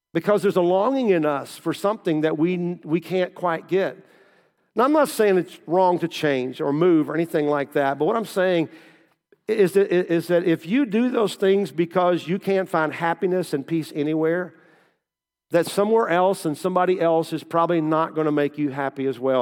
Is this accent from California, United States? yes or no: no; Kentucky, United States; moved away as an adult; also born or lived in Southern Indiana / Versailles; I grew up in Kentucky